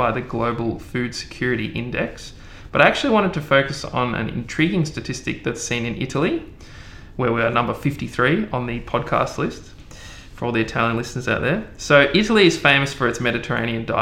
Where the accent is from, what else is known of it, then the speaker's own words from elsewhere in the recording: Ballarat, Victoria, Australia; I'm from Ballarat, which is a few kilometres away from the town of Ararat